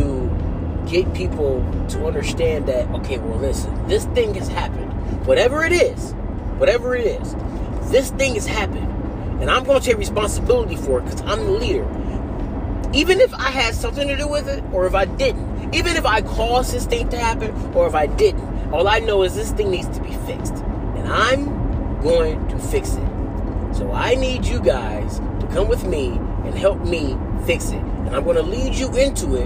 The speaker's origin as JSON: {"language": "English", "country": "United States", "said": "I'm American"}